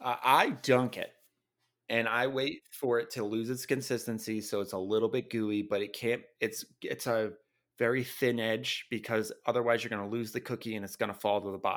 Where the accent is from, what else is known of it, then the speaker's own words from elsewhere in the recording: Rhode Island, United States; Just kind of I'm from Rhode Island pride.